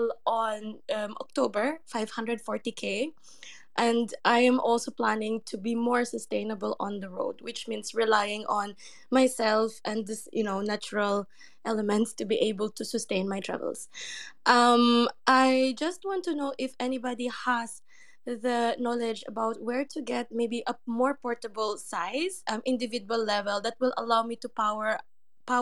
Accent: Philippines; moved away; I'm from the Philippines

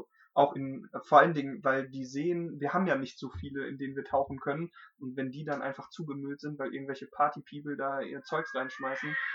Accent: Dolberg, North Rhine-Westphalia, Germany; also born or lived in Hamm; ich komme aus der Gegend, ich bin in Dolberg aufgewachsen, ich bin zwar gebürtiger Hamenser, aber bin in Dolberg aufgewachsen, also die Lippe war immer schon der Fluss, der irgendwie so mich begleitet hat

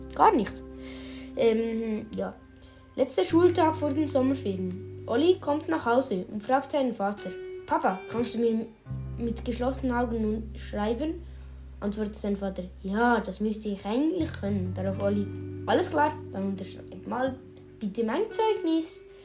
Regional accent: Switzerland; Bei uns in der Schweiz

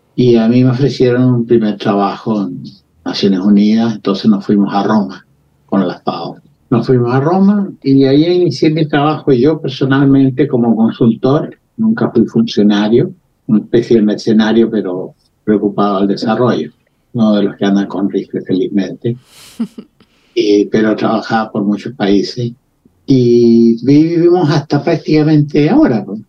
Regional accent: Santiago, Santiago Metropolitan Region, Chile; moved away as an adult; also born or lived in Valdivia, Chile / Spain / Algeria; Yo, yo también nací en Santiago

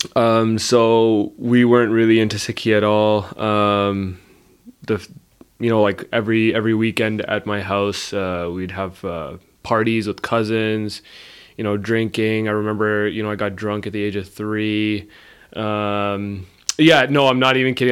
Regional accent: Brampton, Ontario, Canada; I was born and raised in Brampton

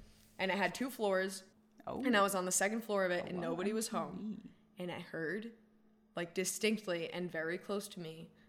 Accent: Cumberland, Rhode Island, United States; I grew up in Cumberland, Rhode Island, very close to the Cumberland Monastery

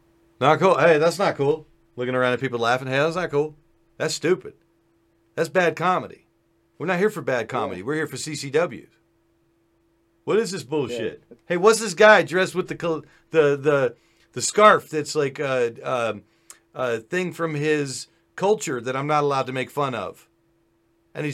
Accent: Afghanistan; You see, I'm somewhere in between because I am Afghani.

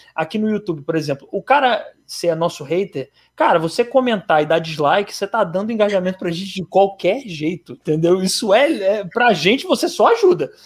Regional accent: Rio de Janeiro, Brazil; É, a gente é do Rio. A gente é do Rio

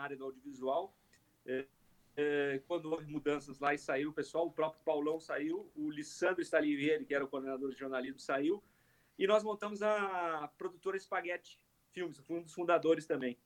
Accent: Caxias do Sul, Rio Grande do Sul, Brazil; eu sou, então, natural de Caxias

